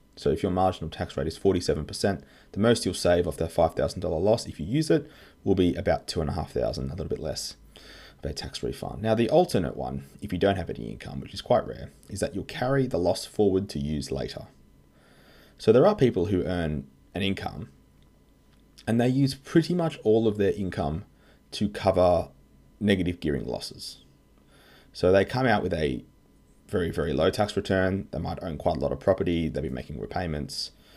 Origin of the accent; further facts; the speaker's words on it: Australia; I'm an Aussie tax lawyer